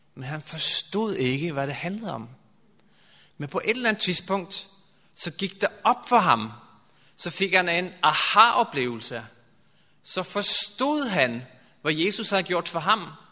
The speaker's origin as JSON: {"language": "Danish", "country": "Norway", "second_language": "Danish", "moved": "yes", "lives_now": "Denmark", "said": "jeg kommer fra Norge, og øhm, i Danmark har man sådan en, for os nordmænd"}